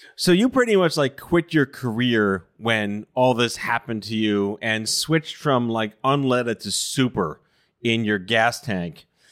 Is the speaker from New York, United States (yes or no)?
yes; New York City, New York, United States; I'm Jewish from Brooklyn